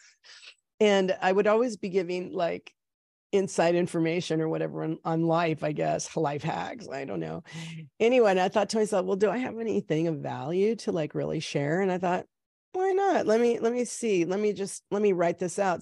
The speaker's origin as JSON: {"language": "English", "town": "Salem", "region": "Oregon", "country": "United States", "tie": "born or raised there", "also_born_or_lived": "Oakland, California", "moved": "as an adult", "lives_now": "California, United States", "said": "I was born here in California, in Oakland, and then my parents moved us up when I was probably like seven or eight, um, up to Salem, Oregon"}